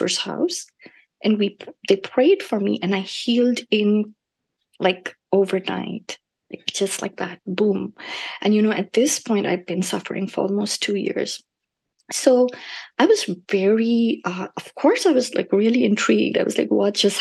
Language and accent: English; India; now in North Carolina, United States; I grew up in India